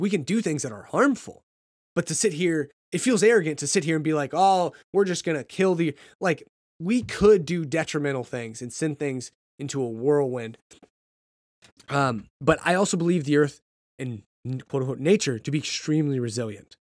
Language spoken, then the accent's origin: English; United States; being American